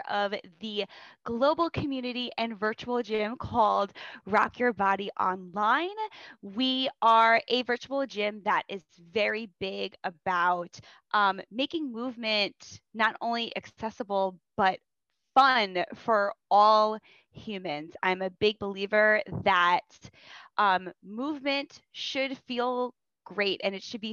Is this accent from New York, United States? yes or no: yes; New York, United States; I'm from New York